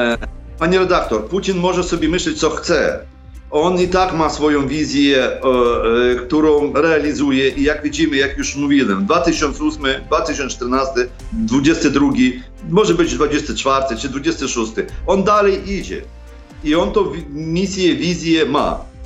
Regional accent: Sokal, Lviv Oblast, Ukraine; Polish is a second language; moved away as an adult; now in Poland; Pochodzę z zachodniej Ukrainy, z Sokala, koło Lwowa

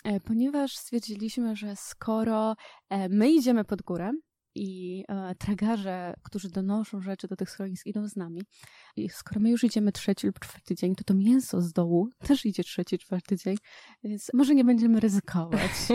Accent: Świętokrzyskie Voivodeship, Poland; Ja też pochodzę ze Świętokrzyskiego, więc mamy tam małe góry

